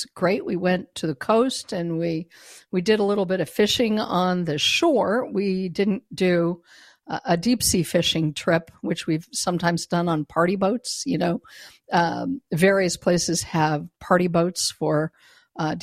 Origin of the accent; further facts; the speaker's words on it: Denver, Colorado, United States; moved away; I was born and raised in Denver, Colorado, but I no longer live there.